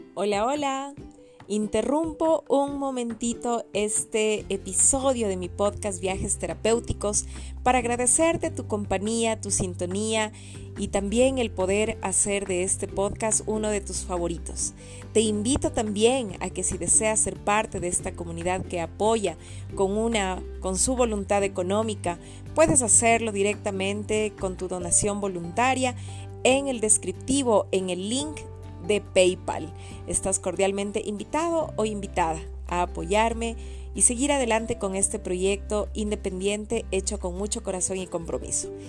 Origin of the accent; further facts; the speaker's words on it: Ecuador; siendo ecuatoriana